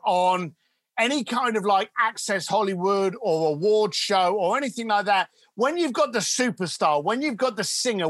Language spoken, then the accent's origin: English; London, United Kingdom; a young lad growing up in East London